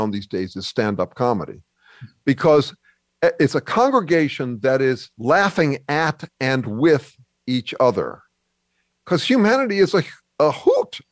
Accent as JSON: {"language": "English", "region": "California", "country": "United States", "said": "I'm Californian"}